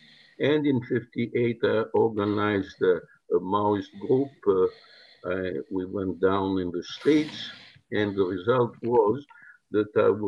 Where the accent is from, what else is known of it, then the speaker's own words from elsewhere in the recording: France; Any case, so I grew up in France. all I went into University at the Sorbonne.